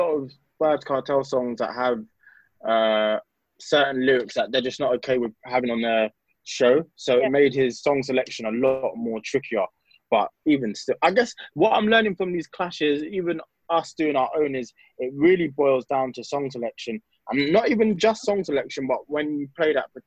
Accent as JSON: {"language": "English", "country": "United Kingdom", "said": "we're British, but we're like second generation"}